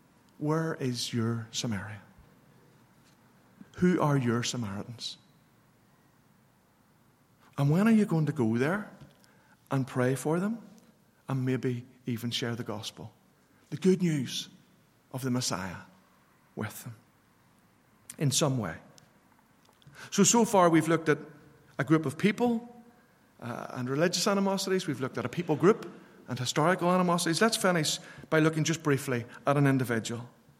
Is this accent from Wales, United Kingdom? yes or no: no; Northern Ireland, United Kingdom; growing up in Northern Ireland in the 60s and 70s, it was interesting.